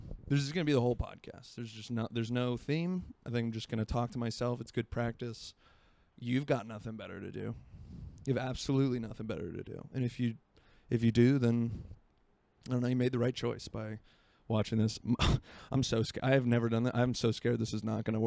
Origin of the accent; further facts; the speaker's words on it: Florida, United States; moved away; I'm from Florida and it gets hot and humid